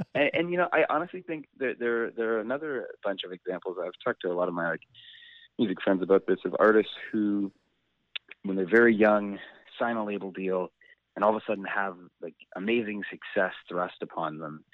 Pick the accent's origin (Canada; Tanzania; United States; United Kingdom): Canada; Calgary, Alberta; now in Vancouver, Canada; I grew up in Calgary, and when I first moved here